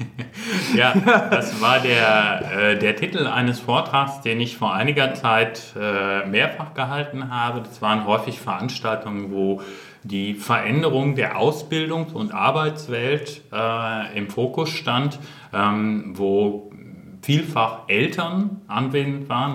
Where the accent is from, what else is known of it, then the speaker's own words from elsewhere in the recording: North Rhine-Westphalia, Germany; bin auch aus Westfalen